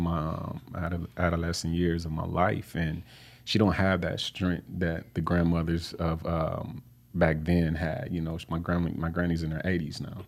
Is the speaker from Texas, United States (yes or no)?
no; Flint, Michigan, United States; I grew up on Flint's, um, north side